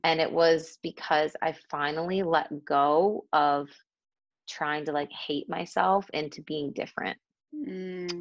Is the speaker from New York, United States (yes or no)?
yes; Buffalo, New York, United States; moved away as an adult; now in Madrid, Spain; i grew up in the states i'm originally from buffalo new york